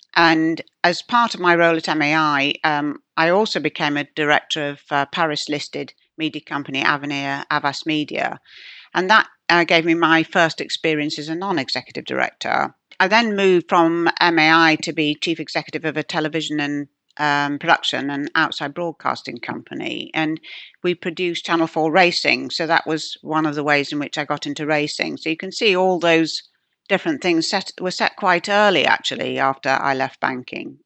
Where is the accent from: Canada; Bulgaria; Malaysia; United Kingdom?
United Kingdom; Yorkshire and the Humber; moved away; I come from Yorkshire. My father's still there.